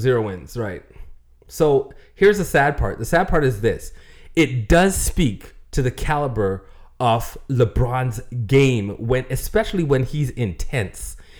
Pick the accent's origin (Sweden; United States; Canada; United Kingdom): Canada; Toronto, Ontario; I'm from Toronto